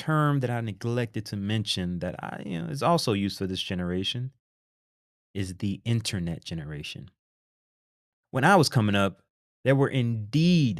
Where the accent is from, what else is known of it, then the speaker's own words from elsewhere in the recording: United States; we're American